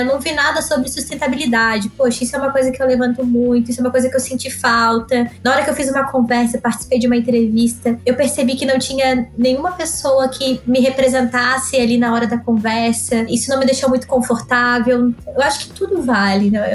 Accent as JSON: {"language": "Portuguese", "town": "Florianópolis", "region": "Santa Catarina", "country": "Brazil", "said": "sou de Florianópolis, Ilha da Magia."}